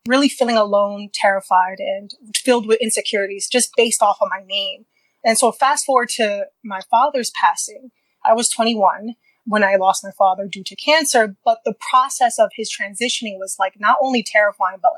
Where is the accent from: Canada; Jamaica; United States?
United States; New York City, New York; I grew up in Queens, New York